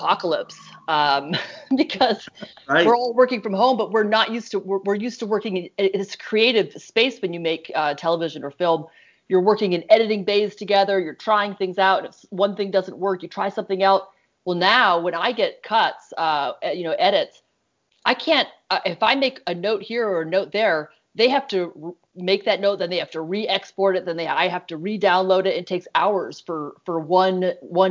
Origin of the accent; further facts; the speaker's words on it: East Coast, United States; now in California, United States; Bailey and I are both from the East Coast